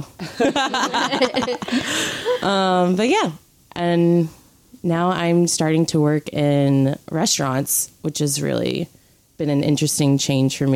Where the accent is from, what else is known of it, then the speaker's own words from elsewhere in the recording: New Orleans, Louisiana, United States; moved away as an adult; now in New York, United States; I'm from New Orleans, or about 15 minutes outside of New Orleans proper in Louisiana. And I moved to New York 5 years ago